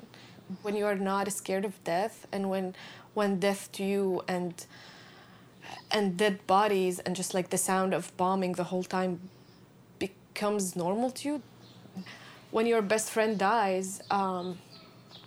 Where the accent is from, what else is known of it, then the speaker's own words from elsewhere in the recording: Syria; moved away as an adult; I was in my hometown